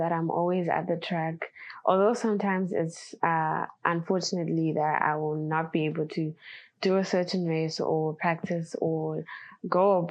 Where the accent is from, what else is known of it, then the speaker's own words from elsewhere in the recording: Zimbabwe; I come from Zimbabwe in Africa